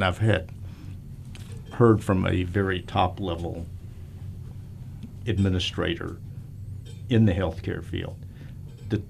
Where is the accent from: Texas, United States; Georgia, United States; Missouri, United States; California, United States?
Texas, United States; moved away; I'm from Texas.